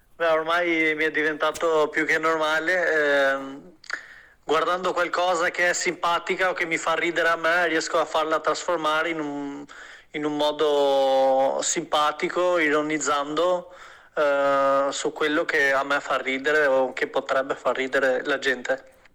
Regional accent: Albania; moved away; vengo dall'Albania

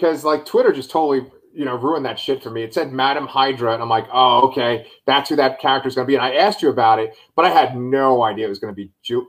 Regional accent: Scotland, United Kingdom; So, and I'm Scottish, by the way, so I can do that.

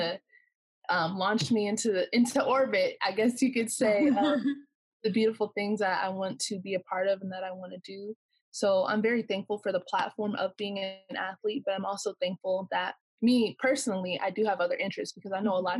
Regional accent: Corona, California, United States; I'm from Corona, California

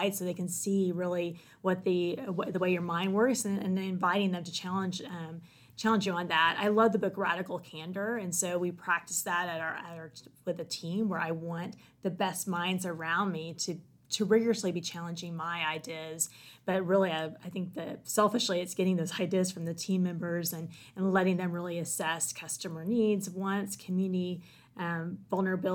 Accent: Okmulgee, Oklahoma, United States; I grew up in Okmulgee, so the eastern part of Oklahoma, single dad.

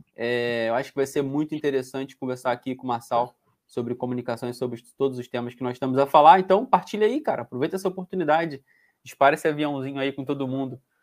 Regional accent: Rio de Janeiro, Brazil; moved away as an adult; now in Portugal; eu era do Rio de Janeiro

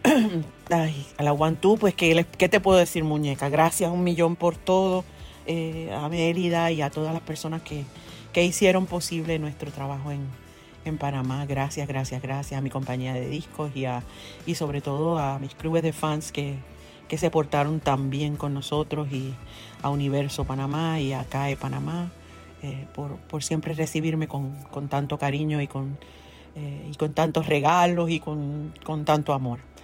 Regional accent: Ponce, Puerto Rico; also born or lived in Mayagüez; nací en Ponce

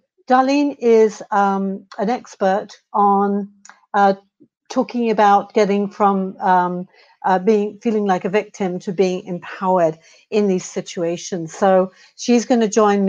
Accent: United Kingdom; being a Brit

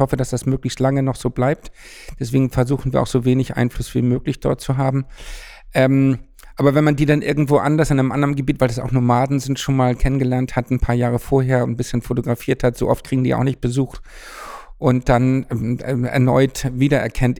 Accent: Hamburg, Germany; moved away as an adult; mal wieder nach Hamburg gekommen, in meine Geburtsstadt

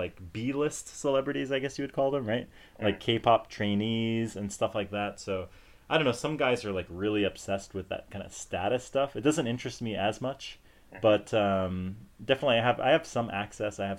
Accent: United States; moved away as an adult; now in South Korea; as an American

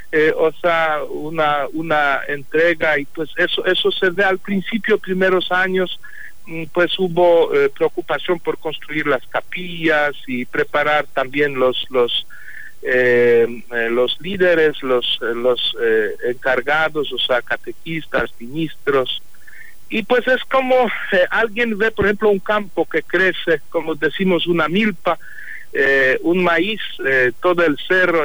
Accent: Poland; Spanish is a second language; moved away as an adult; en mi país, en Polonia

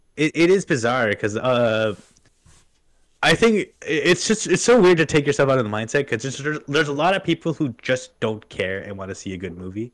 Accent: Canada; I'm Native American

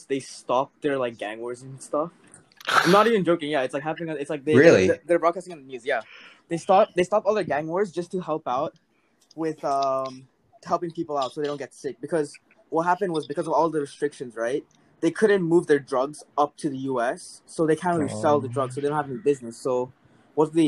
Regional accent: Malaysia; I'm from Malaysia

